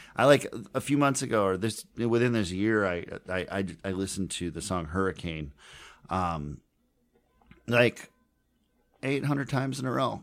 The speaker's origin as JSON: {"language": "English", "town": "Minneapolis", "region": "Minnesota", "country": "United States", "tie": "born or raised there", "said": "I grew up in Minneapolis"}